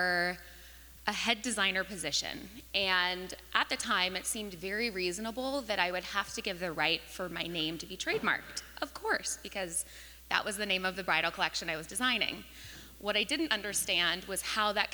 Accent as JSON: {"language": "English", "region": "Northern California", "country": "United States", "tie": "born or raised there", "said": "I actually grew up in Northern California"}